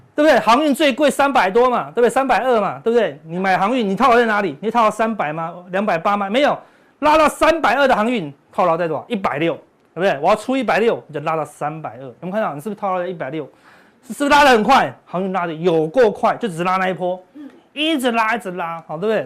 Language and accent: Chinese; Taiwan; 我们台湾人